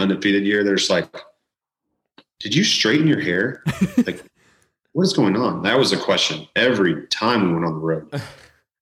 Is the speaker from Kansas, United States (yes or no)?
yes; Utica, Kansas, United States; my hometown of Utica, Kansas, population of like 150 people.